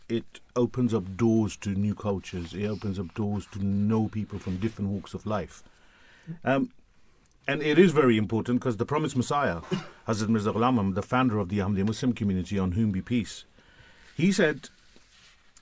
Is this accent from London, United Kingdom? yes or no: yes; London, United Kingdom; also born or lived in Pakistan; I'm born and bred Londoner